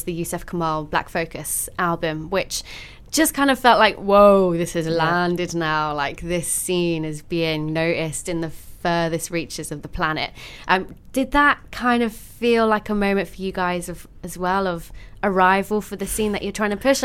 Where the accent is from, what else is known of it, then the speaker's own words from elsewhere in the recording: Isle of Wight, South East England, United Kingdom; moved away as an adult; also born or lived in Surrey; I grew up in the Isle of Wight, which isn't exactly Amsterdam.